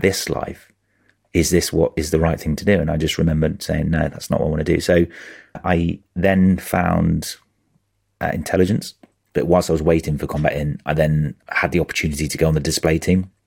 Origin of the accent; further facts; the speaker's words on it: Norwich, East of England, United Kingdom; moved away as an adult; I grew up in Norwich.